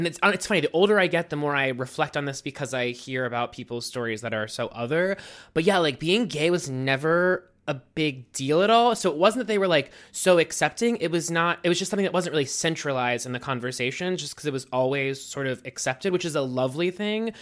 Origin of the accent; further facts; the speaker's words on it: Mount Lebanon, Pennsylvania, United States; moved away as an adult; now in New York, United States; I grew up in Pittsburgh, Pennsylvania, in a suburb about 8 miles south of Pittsburgh called Mount Lebanon